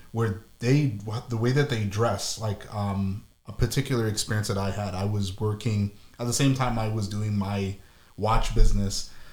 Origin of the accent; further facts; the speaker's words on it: Ottawa, Ontario, Canada; moved away; also born or lived in Toronto; I'm from Ottawa, but I lived in Toronto more than I lived in Ottawa.